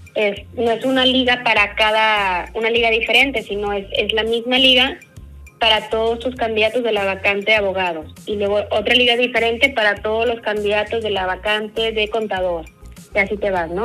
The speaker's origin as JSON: {"language": "Spanish", "country": "Mexico", "said": "como buen mexicano"}